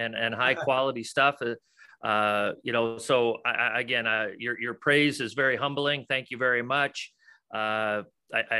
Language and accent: English; Sheldon, Iowa, United States; also born or lived in Omaha, Nebraska; now in Nebraska, United States; I grew up in a little small farm town called Sheldon, Iowa. Which is up in Northwest Iowa